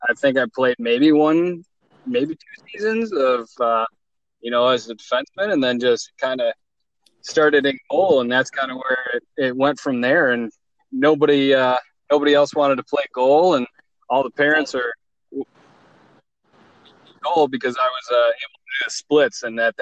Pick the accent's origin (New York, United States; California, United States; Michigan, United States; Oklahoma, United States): Michigan, United States; Brighton; now in Florida, United States; grew up in Brighton, about half hour north of Ann Arbor